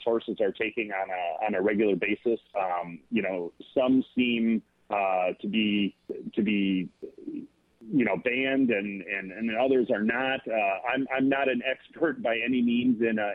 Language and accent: English; Kalamazoo, Michigan, United States; also born or lived in Kentucky; Growing up in Kalamazoo